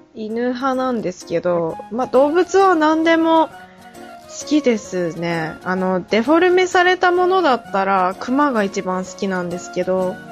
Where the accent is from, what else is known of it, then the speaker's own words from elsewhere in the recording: Hokkaido, Japan; 暑さにど、弱い道民